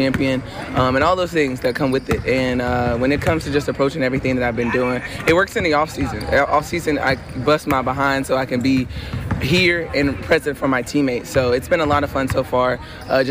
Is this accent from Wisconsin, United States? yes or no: no; South Carolina, United States; moved away; growing up in South Carolina, we didn't have a WNBA team